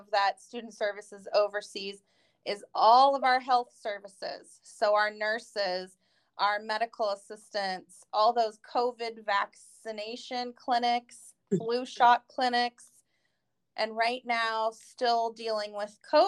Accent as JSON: {"language": "English", "region": "Northern California", "country": "United States", "moved": "as an adult", "said": "I'm from Northern California originally"}